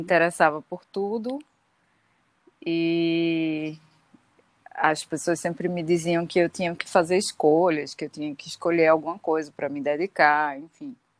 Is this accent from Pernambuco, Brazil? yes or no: yes; Recife, Pernambuco, Brazil; also born or lived in Caruaru; eu nasci em Caruaru, a família da minha mãe é de Caruaru, mas eu só nasci lá e sempre morei em Recife, assim, vim para cá ainda bebê. Então sou de Recife também